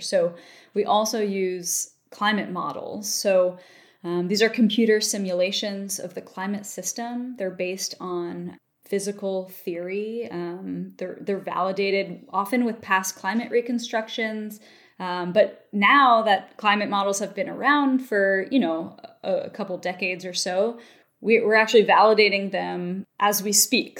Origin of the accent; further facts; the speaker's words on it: Baltimore, Maryland, United States; moved away; also born or lived in Palisades, New York; I'm from Baltimore, Maryland originally.